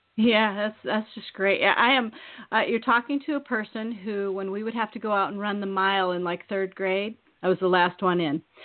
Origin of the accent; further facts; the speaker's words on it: Eastern Iowa, United States; now in Maine, United States; I'm from Iowa, and I was raised in Iowa, and I'm from Eastern Iowa